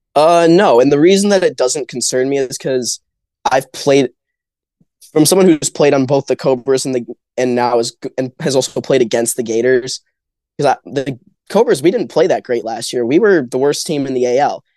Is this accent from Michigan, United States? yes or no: yes; Grand Rapids, Michigan, United States; we're both from Grand Rapids